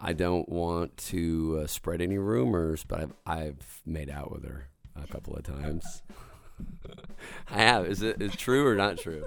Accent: State Line, Idaho, United States; moved away; I'm gonna be back in State Line, Idaho

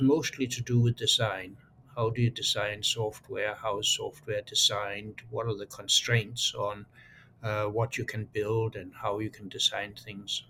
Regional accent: Aarhus, Central Denmark Region, Denmark; moved away; I was born in Aarhus. It's a town of uh, then about a quarter of a million uh, people.

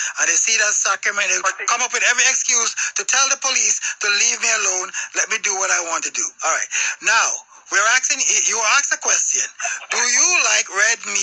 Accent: Jamaica; now in United States; I grew up in Jamaica.

